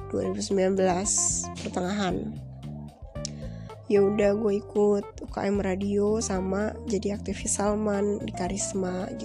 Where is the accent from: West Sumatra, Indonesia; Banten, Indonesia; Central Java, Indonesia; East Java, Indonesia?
Banten, Indonesia; Tangerang; now in Bandung, Indonesia; gue orang Tangerang ya gue kuliah di Bandung